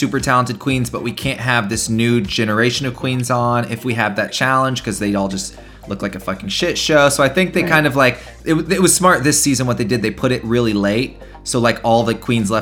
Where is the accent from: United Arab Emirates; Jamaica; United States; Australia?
United States; the South; I grew up in the South